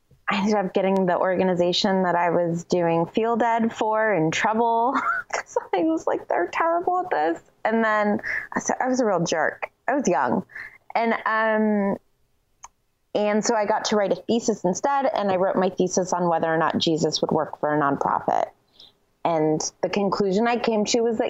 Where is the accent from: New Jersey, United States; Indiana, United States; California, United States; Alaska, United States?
California, United States; Los Angeles; moved away as an adult; also born or lived in Boulder / St. Louis / New York; I was born in LA, so you're in my hometown